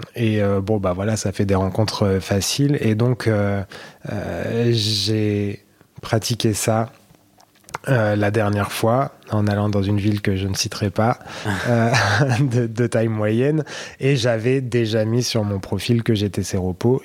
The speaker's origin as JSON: {"language": "French", "town": "Blois", "region": "Centre-Val de Loire", "country": "France", "tie": "born or raised there", "accent": "accent de Blois", "moved": "as an adult", "lives_now": "Paris, France", "said": "j'ai grandi à Blois"}